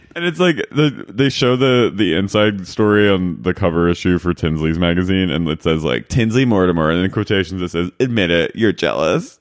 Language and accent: English; Philadelphia, Pennsylvania, United States; I'm from Philly